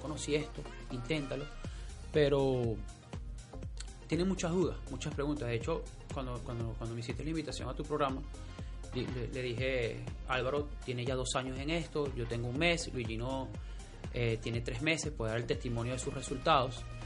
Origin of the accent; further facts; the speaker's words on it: Venezuela; moved away; mi país de origen, que es Venezuela